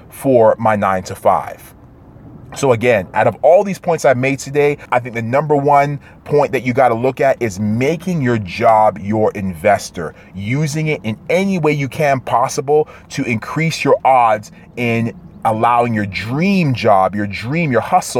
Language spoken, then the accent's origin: English; Toronto, Ontario, Canada; I'm from Toronto, Canada.